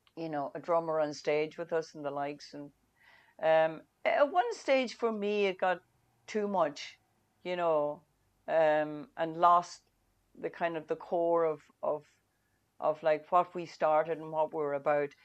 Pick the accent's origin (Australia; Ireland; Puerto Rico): Ireland; Donegal, Ulster; first language Irish; English is a second language; when I grew up in Donegal years ago